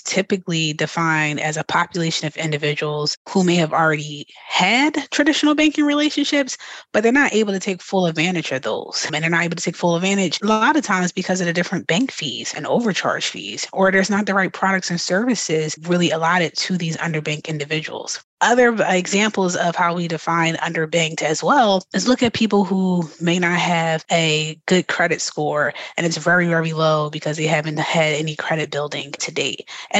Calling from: Philadelphia, Pennsylvania, United States; I'm actually joining you from Philadelphia today.

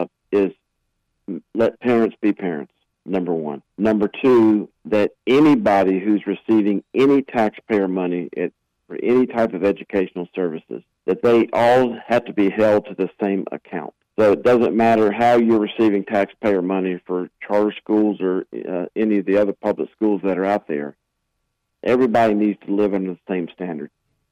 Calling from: Asheville, North Carolina, United States; Fantastic, Jeff. I'm joining you from Asheville, and great to be with you.

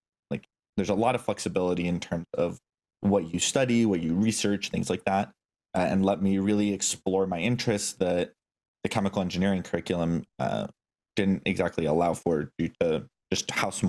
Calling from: Seattle, Washington, United States; So I'm working out of the Blue Origin headquarters in the Seattle area, so quite the trek away from where I started.

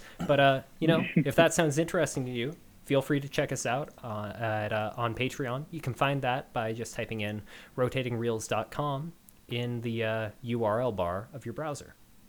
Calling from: Seattle, Washington, United States; I'm one of your hosts … I'm calling in from Seattle, Washington.

